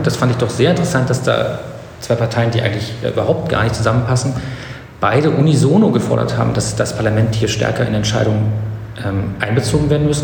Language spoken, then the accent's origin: German; East Germany, Germany; also born or lived in Potsdam; ich bin in der DDR groß geworden